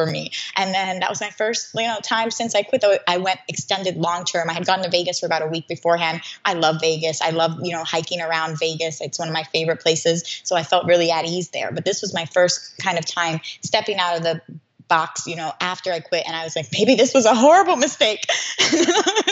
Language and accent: English; Puerto Rico; moved away; I'm from Puerto Rico originally. I speak Spanish